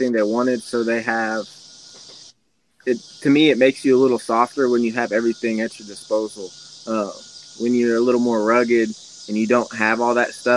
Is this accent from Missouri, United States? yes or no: yes; Kansas City, Missouri, United States; I was born in Kansas City, so like out here in the country